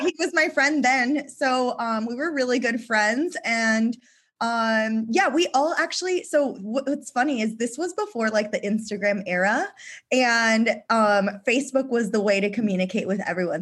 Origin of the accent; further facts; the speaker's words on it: San Diego, California, United States; moved away as an adult; also born or lived in Australia; we recently moved back to San Diego, which is my hometown